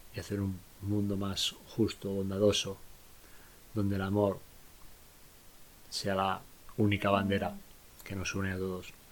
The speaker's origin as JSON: {"language": "Spanish", "country": "Spain", "said": "en mi país, en España"}